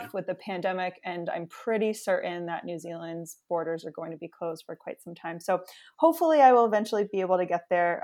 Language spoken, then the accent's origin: English; New York City, New York, United States; I grew up in the New York City area